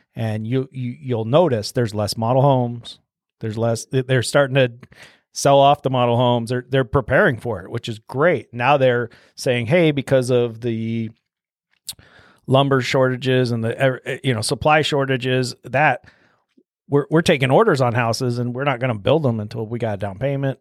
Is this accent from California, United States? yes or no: no; Omaha, Nebraska, United States; moved away as an adult; also born or lived in Minnesota / Denver; I'm from Omaha and then I went to school all over town. So, grew up twenty-fifth and Chandler, which is south though.